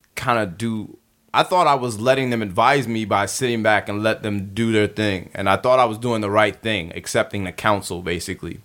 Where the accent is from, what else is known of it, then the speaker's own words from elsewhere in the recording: Baltimore, Maryland, United States; moved away; also born or lived in Crown Heights, Brooklyn; I'm from Baltimore, but I used to live in Crown Heights.